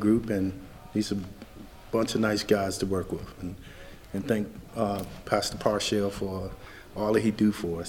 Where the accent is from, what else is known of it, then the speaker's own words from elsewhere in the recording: Hampton, Virginia, United States; founder of The Chosen Few. I'm originally from Hampton, Virginia.